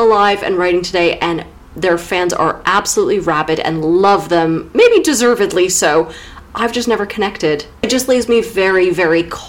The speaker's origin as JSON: {"language": "English", "country": "United States", "accent": "American", "moved": "as an adult", "lives_now": "United Kingdom"}